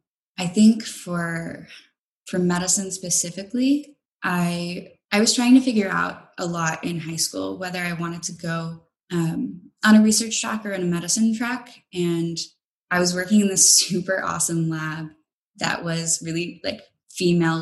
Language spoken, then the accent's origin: English; Kentucky, United States; moved away; I'm from Kentucky